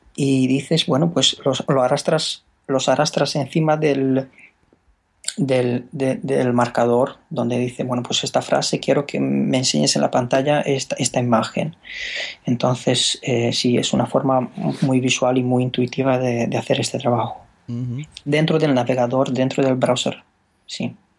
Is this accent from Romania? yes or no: yes; Romania; Spanish is a second language; moved away as an adult; now in Spain; yo soy rumano